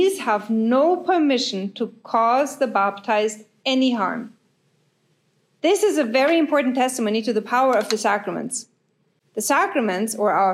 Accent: Germany; I'm from Germany

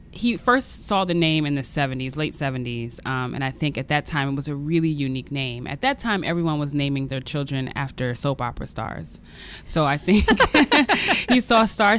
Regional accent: Brooklyn, New York, United States; moved away as an adult; also born or lived in San Diego / Queens; now in Washington, D.C., United States; my whole life I grew up in Brooklyn.

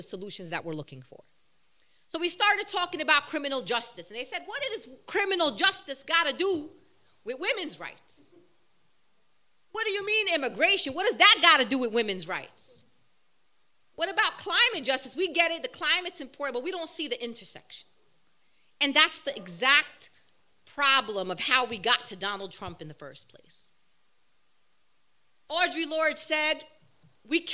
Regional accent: New York City, New York, United States; I'm born and raised, bred Brooklyn. It's in my blood

